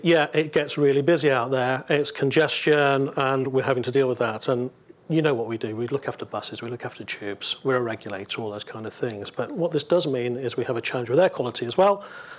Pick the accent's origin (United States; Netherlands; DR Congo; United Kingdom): United Kingdom; We're British. It does the job.